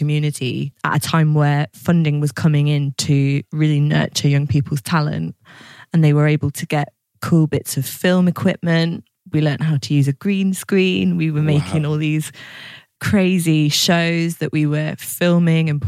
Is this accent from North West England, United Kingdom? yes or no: yes; Lancashire, North West England, United Kingdom; now in East Kent, United Kingdom; I'm from the northwest, from Lancashire